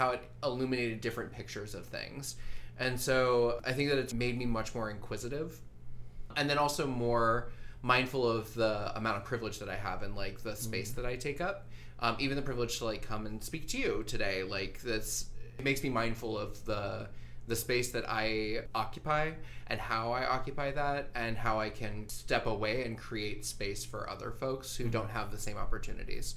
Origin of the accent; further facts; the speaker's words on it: Tucson, Arizona, United States; now in Phoenix, United States; I grew up in Arizona. I lived in Tucson all my life. Now I live in Phoenix as of January